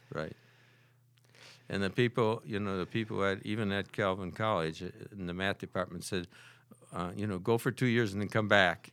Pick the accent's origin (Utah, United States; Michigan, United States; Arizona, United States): Michigan, United States; Holland; moved away as an adult; I was born and raised in Holland, Michigan